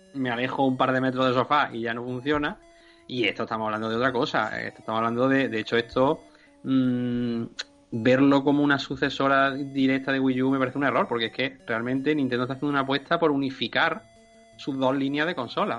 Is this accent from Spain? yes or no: yes; Andalusia, Spain; le estemos corrigiendo los de Andalucía